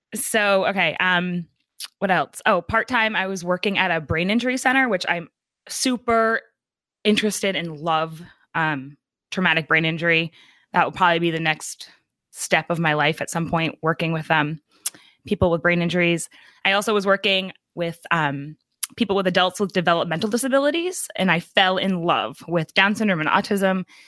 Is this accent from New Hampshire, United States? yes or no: yes; New Hampshire, United States; also born or lived in New York; I'm from New Hampshire